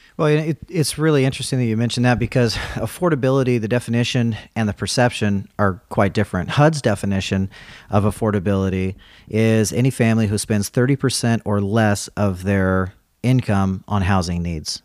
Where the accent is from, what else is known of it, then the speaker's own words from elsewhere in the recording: California, United States; moved away; I'm from California originally.